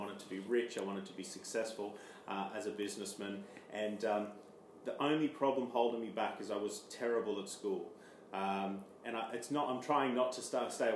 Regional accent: Armidale, New South Wales, Australia; moved away as an adult; now in London, United Kingdom; I'm from Australia, a small town called Armidale in New South Wales, which is a small country town.

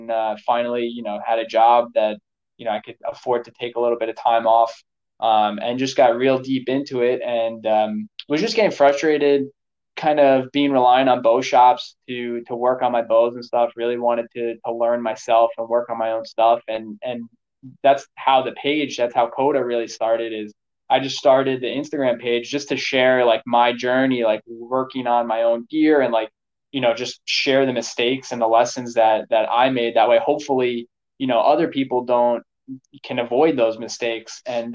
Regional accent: New York, United States; I grew up in New York, and we'd hunt up in the Catskills of upstate New York.

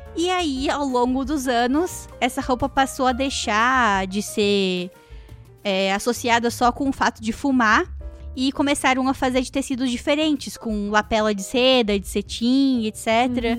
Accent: Brazil; now in Canada

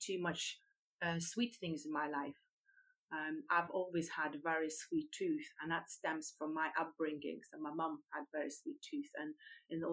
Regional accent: Lithuania; moved away as an adult; now in United Kingdom; I come from Lithuania originally. I've been living in UK now for over 23 years

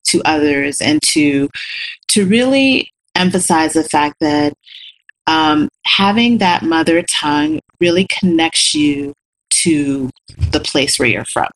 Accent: Colorado, United States; growing up there, it was a very interesting experience

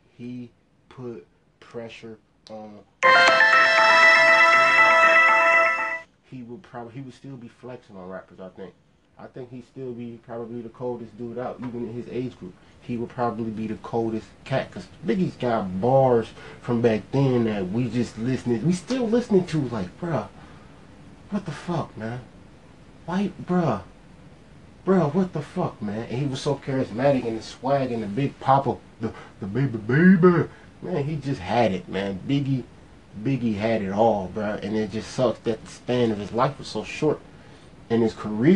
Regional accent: Ohio, United States; I'm from Ohio

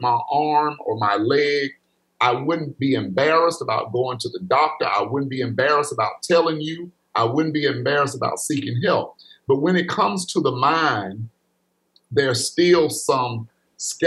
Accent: Pickens County, Alabama, United States; growing up in Pickens County, going to school there

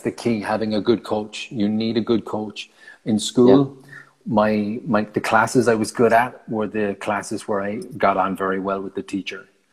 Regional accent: Ireland; moved away as an adult; I left Ireland in February of 2012

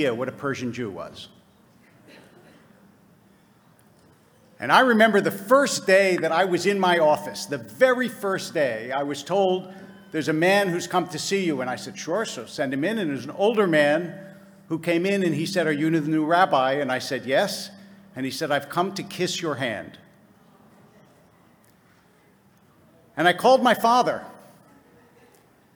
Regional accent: United States; I was born in America.

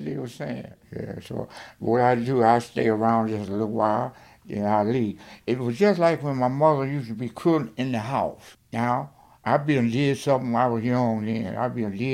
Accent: Alberta, Alabama, United States; moved away as an adult; also born or lived in Detroit, Michigan; I'm from Alberta, Alabama. And I left here and went

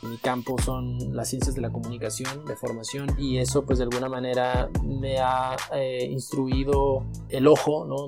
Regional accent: Mexico; now in Mexicali, Mexico; soy mexicano

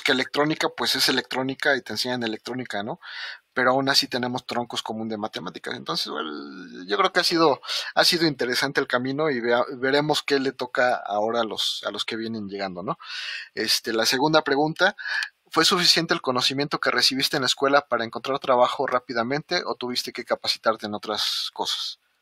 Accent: Mexico

